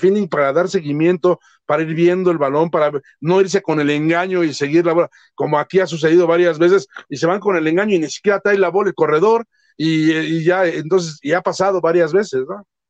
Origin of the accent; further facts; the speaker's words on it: Mexico; así somos los mexicanos